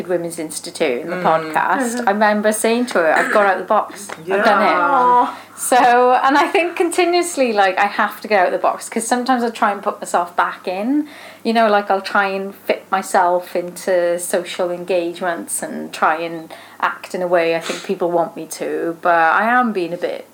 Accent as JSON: {"language": "English", "town": "Neath", "region": "Wales", "country": "United Kingdom", "tie": "born or raised there", "said": "when I was growing up in Neath, I always felt different"}